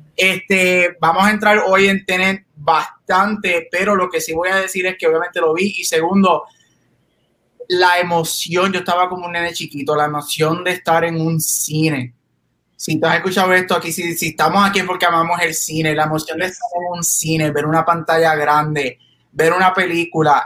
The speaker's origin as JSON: {"language": "Spanish", "town": "Guaynabo", "country": "Puerto Rico", "said": "soy de Guaynabo"}